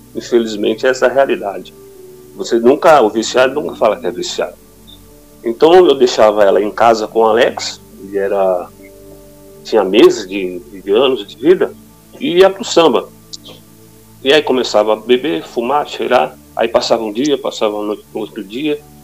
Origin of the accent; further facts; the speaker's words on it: São Paulo, Brazil; also born or lived in Guarulhos; nós nascemos na Zona Norte, né? Ali na próxima a Santana, Vila Aurora